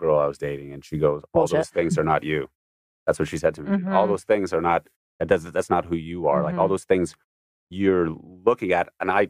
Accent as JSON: {"language": "English", "region": "New York", "country": "United States", "moved": "yes", "lives_now": "Los Angeles, United States", "said": "as a New Yorker"}